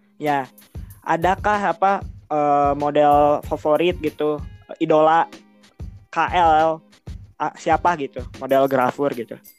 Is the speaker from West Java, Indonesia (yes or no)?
yes; Bandung, West Java, Indonesia; aku orang Bandung